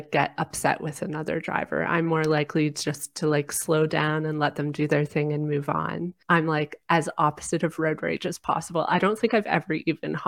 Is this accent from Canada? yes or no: yes; Canada; my home country, Canada